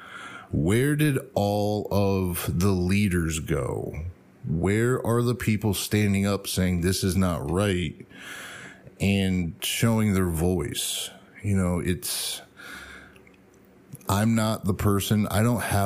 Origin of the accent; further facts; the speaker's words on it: United States; I'm American